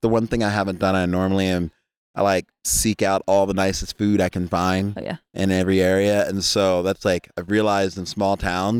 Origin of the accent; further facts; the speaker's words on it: East Coast, United States; also born or lived in Jamaica; For the record, I am Jamaican. I'm Caribbean. Growing up on the East Coast.